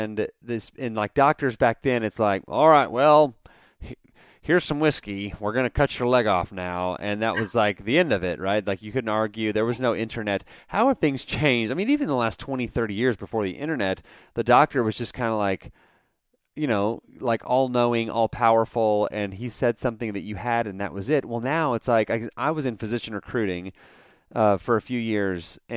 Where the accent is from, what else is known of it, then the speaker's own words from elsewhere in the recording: Dallas, Texas, United States; now in Abilene, United States; I grew up in like North Texas, like Dallas